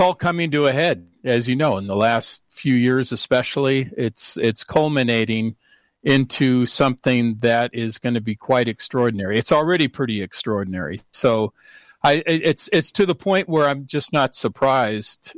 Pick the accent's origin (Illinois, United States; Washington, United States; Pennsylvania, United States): Washington, United States; Seattle; moved away; I'm from originally from Seattle